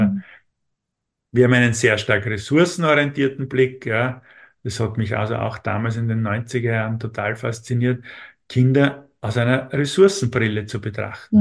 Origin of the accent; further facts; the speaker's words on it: Austria; uns in Österreich